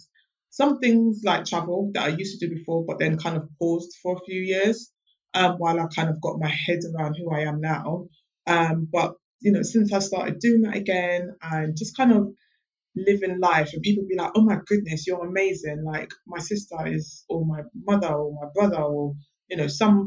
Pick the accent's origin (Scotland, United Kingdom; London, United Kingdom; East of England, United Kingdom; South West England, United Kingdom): London, United Kingdom; I'm born and bred in London